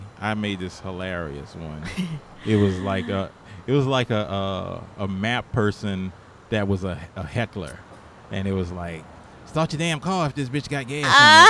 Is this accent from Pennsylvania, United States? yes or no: no; New Orleans, Louisiana, United States; I'm from New Orleans.